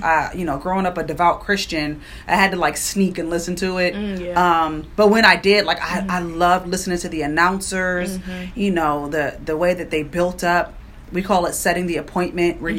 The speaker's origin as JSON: {"language": "English", "area": "Prince George's County", "region": "Maryland", "country": "United States", "tie": "born or raised there", "also_born_or_lived": "Washington, D.C.", "said": "born and raised in Prince George's County."}